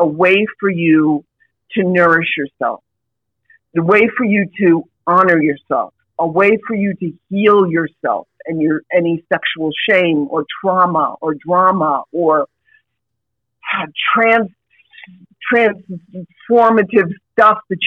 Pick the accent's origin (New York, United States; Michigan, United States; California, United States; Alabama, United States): New York, United States; New York City; I grew up in New York City, if you can't tell from the voice, but I grew up in New York City